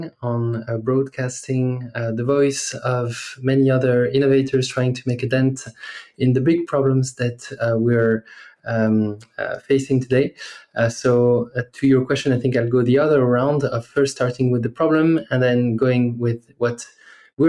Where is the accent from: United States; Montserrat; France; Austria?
France; English is a second language; moved away as an adult; as you might hear from my accent, I'm originally from France. That's where I grew up for the first 20 or so years of my life.